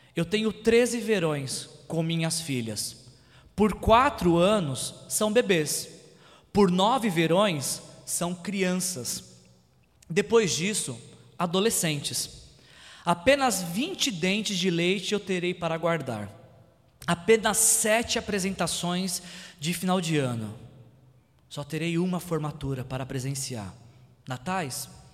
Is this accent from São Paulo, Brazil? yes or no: yes; São Paulo, Brazil; moved away as an adult; Quando eu morava em São Paulo, é, eu sou nascido e criado em São Paulo